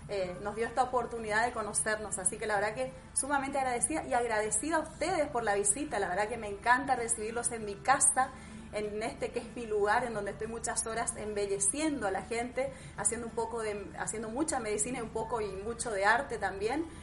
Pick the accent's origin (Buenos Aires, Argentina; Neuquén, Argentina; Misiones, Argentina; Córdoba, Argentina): Misiones, Argentina; Leandro N. Alem; Soy misionera, sí, soy de Leandro Nalé Misiones, del interior de Misiones. Este, bueno, es un pueblo que hoy ya es ciudad